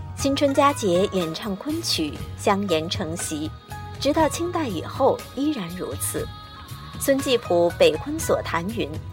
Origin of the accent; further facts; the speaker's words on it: China; 我们中国人过年的风俗没有变。我们的民族文化是一脉相承的。